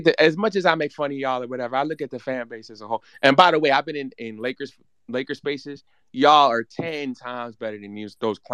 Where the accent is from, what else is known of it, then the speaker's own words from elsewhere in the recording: New York, United States; I'm from New York